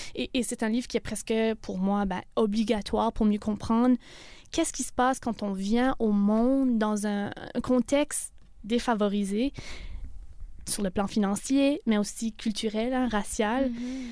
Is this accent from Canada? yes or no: yes; Canada; en tant que Canadien